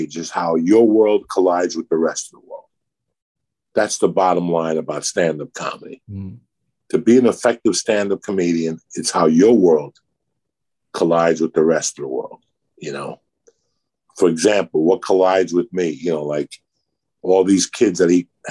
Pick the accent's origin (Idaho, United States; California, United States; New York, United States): New York, United States; When you're from New York, you're a ball buster